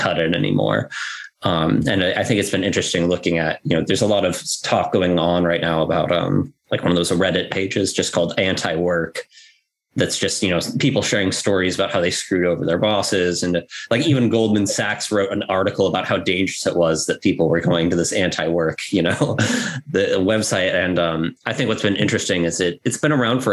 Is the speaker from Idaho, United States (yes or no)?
yes; Idaho, United States; I come from Idaho, which is not a hub of activity of any sort